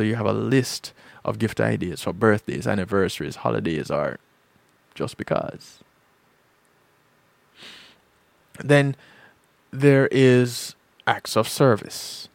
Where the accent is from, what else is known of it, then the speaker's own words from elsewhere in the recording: Jamaica; growing up in Jamaica